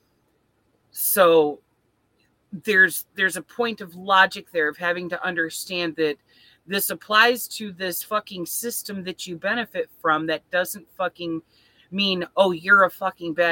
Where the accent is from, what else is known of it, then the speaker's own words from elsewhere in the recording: Flint, Michigan, United States; moved away; I'm from Flint, and this is a city that is mostly poor people all living